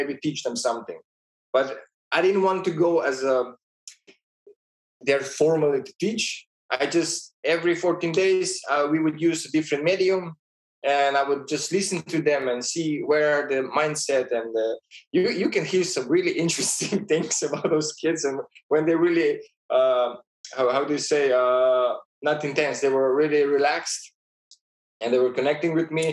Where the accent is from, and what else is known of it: Slovenia; born or raised there; moved away as an adult; also born or lived in Ljubljana, Slovenia; now in Vienna, Austria